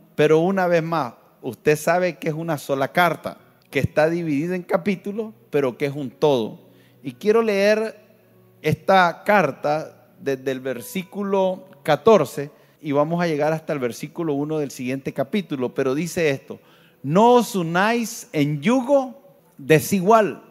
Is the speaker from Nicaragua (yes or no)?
yes; Nicaragua; yo soy Nica y mi esposa es Nica